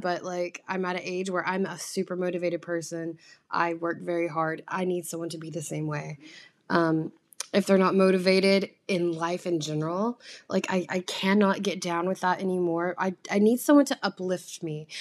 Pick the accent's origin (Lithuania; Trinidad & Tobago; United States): United States; the South; now in New York, United States; I come from the South where, um, you're raised kind of more traditionally